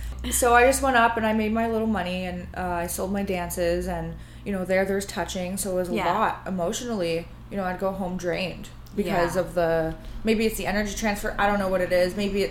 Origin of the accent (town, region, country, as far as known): Ontario, Canada; born or raised there; moved away